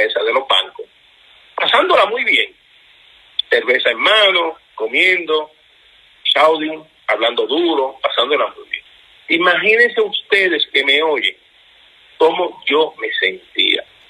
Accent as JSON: {"language": "Spanish", "country": "Puerto Rico", "said": "nos incluimos nosotros en Puerto Rico, que somos americanos"}